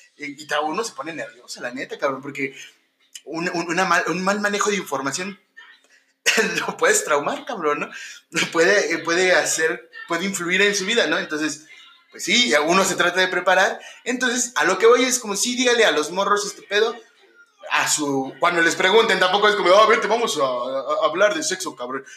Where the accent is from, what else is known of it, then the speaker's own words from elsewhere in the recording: Mexico; como hermanos mexicanos